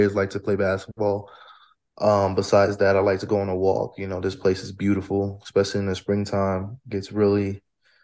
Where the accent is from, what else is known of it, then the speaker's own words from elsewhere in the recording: New Jersey, United States; moved away as an adult; also born or lived in Colorado; now in Fort Collins, United States; I am from New Jersey, but I also am from West Africa. I'm from Guinea